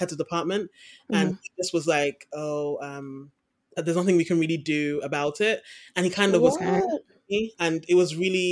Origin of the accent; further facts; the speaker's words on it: Croydon, London, United Kingdom; moved away as an adult; now in Aberdeen, United Kingdom; I grew up in a place called Croydon in South London